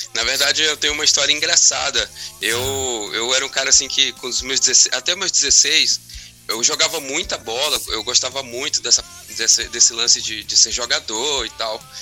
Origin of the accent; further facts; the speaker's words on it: Porto Velho, Rondônia, Brazil; moved away as an adult; also born or lived in Curitiba, Paraná; Porto Velho é a minha cidade natal mesmo, onde uhum. eu fui uhum. nascido e criado